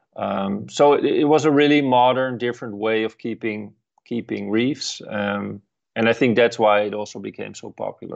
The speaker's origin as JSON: {"language": "English", "country": "Netherlands", "tie": "born or raised there", "said": "at the university in, um, close to my hometown."}